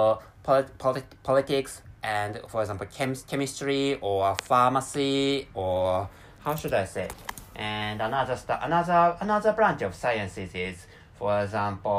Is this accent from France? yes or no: no; Japan; first language Japanese; English is a second language; my mother tongue is Japanese